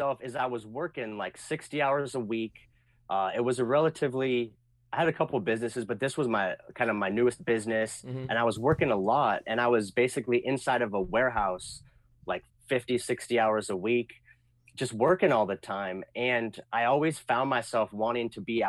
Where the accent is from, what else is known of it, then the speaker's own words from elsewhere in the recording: a small town outside Portland, Oregon, United States; moved away; I grew up in Oregon, a small town outside Portland